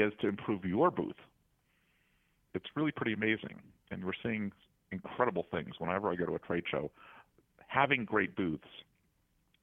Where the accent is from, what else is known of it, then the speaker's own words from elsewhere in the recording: Washington, District of Columbia, United States; I'm from Washington, D.C.